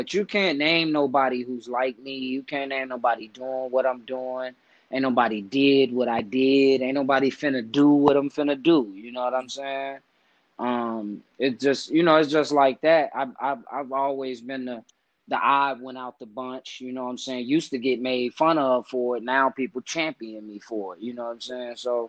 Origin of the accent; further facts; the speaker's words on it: Chicago, Illinois, United States; people never think I'm from Chicago. Like, they think I'm from everywhere else but there, you know, because they say my style, my demeanor, my how I talk and shit like that. But then once I tell them I'm from the West Side